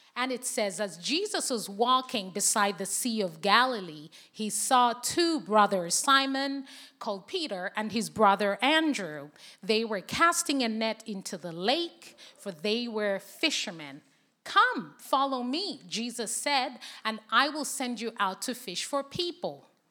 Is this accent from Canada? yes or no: no; Zambia; English is a second language; moved away as an adult; now in United Kingdom; I was born and raised in Zambia